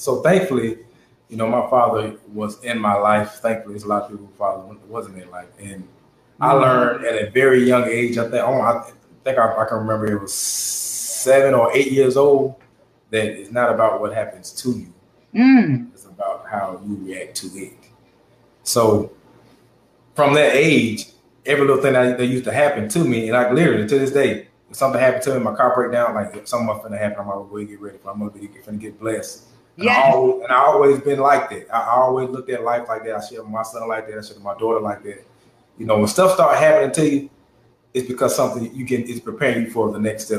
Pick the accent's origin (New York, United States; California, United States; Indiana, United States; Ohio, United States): Indiana, United States; Gary; born there; Well, no, I was born in Gary, Indiana.